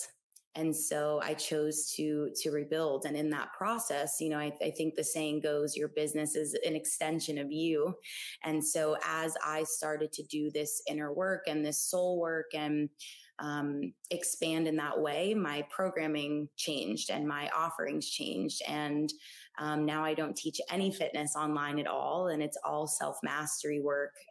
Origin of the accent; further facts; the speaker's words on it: South Florida, United States; moved away as an adult; also born or lived in Gainesville, Florida; now in Austin, United States; I'm originally from South Florida. Born and raised Florida girl, the sun runs in my veins